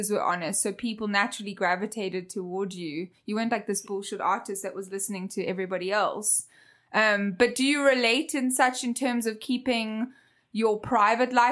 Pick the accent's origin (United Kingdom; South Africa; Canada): South Africa; moved away; my hometown, South Africa